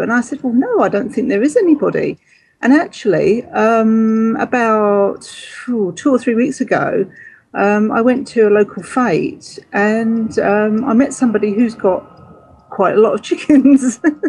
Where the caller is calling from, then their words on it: Suffolk, East of England, United Kingdom; I'm calling from Suffolk, UK.